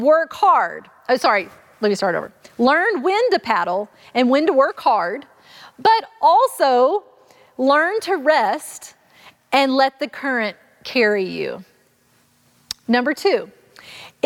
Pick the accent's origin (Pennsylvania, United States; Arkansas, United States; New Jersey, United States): Arkansas, United States; I grew up in Arkansas